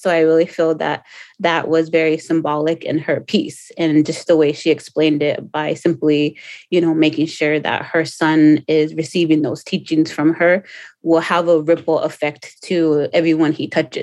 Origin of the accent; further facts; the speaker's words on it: Pico Rivera, California, United States; moved away; I grew up in Pico Rivera, which is 13 miles east of Los Angeles.